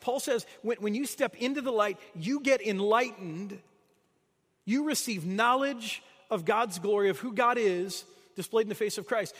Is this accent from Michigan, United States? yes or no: yes; Michigan, United States; moved away as an adult; now in St. Louis, United States; I grew up in Michigan. I spent my whole life there until I moved away to, uh, to come to graduate school